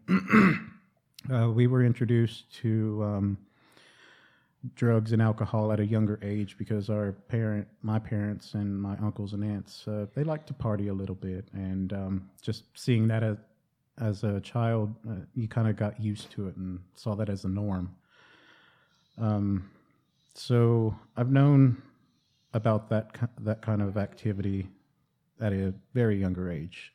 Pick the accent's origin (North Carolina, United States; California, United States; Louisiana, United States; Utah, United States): North Carolina, United States; Cherokee; growing up in Cherokee